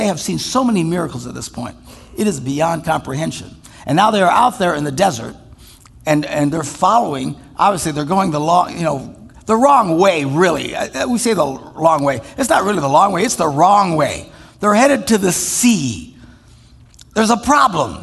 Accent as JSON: {"language": "English", "region": "Wisconsin", "country": "United States", "said": "we're from Wisconsin"}